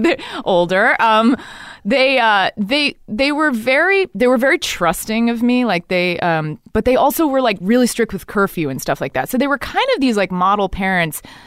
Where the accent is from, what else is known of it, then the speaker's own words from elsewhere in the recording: Dallas, Texas, United States; moved away; also born or lived in New York City; I grew up in Dallas, Texas, 'cause my dad's from Texas.